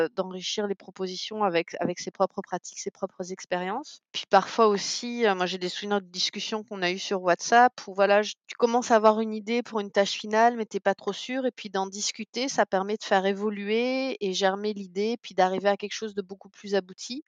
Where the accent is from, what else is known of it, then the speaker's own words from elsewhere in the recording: Canada; en tant que Canadienne